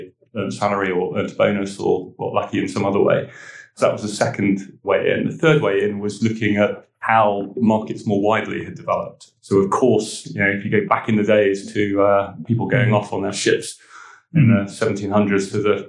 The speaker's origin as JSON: {"language": "English", "town": "Weymouth", "region": "South West England", "country": "United Kingdom", "tie": "born there", "also_born_or_lived": "Italy", "said": "I was born in Weymouth. My father was in the Navy. And so with mum and my two brothers, we sort of moved around the country a bit and in later life lived in Italy and a few other"}